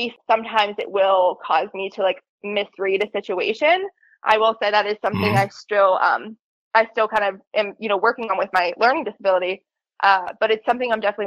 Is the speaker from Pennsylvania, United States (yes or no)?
yes; Pittsburgh, Pennsylvania, United States; I'm from Pittsburgh, Pennsylvania